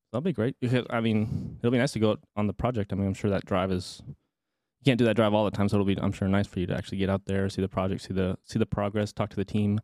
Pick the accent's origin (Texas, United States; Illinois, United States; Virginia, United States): Texas, United States; Arlington; I'm from Arlington, but I didn't really venture, right, right between Dallas and Fort Worth, I didn't really venture too far outside of that, just kinda stayed at my home base as a, as a kiddo